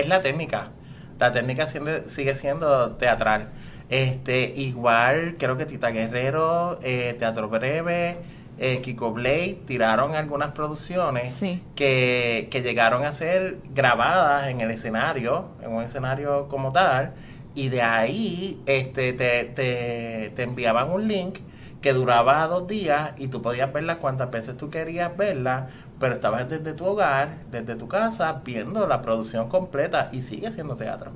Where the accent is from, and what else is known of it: Puerto Rico